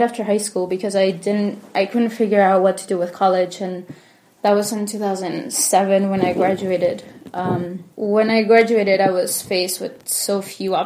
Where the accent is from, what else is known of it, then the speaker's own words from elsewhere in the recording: Harrisburg, Pennsylvania, United States; also born or lived in Miami, Florida; now in Lancaster, United States; I grew up in Harrisburg. That's initially where I went to school, went to middle school, high school there